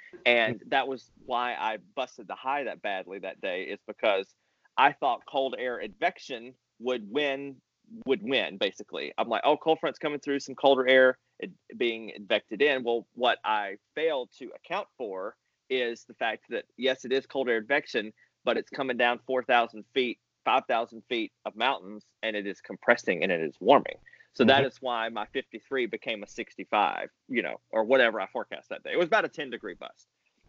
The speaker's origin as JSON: {"language": "English", "region": "Mississippi", "country": "United States", "said": "I came from Mississippi where cold air advection won because there was no mountains to come over."}